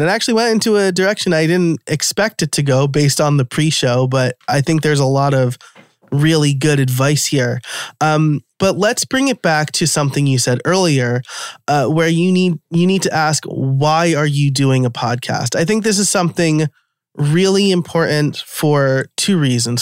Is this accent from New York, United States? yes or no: yes; New York, United States; born and raised in New York